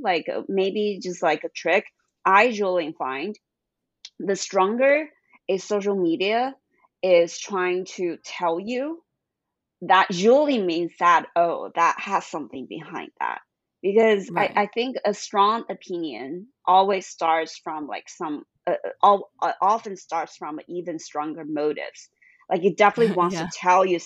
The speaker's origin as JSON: {"language": "English", "country": "China", "tie": "born or raised there", "also_born_or_lived": "Boston, United States", "moved": "as an adult", "said": "when I grew up in China"}